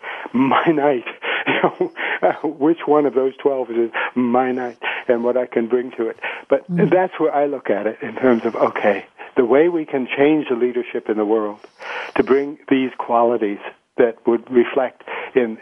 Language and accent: English; United States; moved away as an adult; now in Colombia; as an American